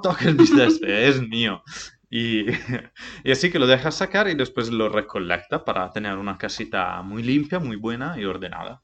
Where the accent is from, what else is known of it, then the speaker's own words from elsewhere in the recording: Montereale Valcellina, Friuli-Venezia Giulia, Italy; Spanish is a second language; moved away; Soy de Italia, Vengo de Monterrey Valcellina, un pequeño pueblo cerca de Dolomites, en Friuli Venecia, Giulia.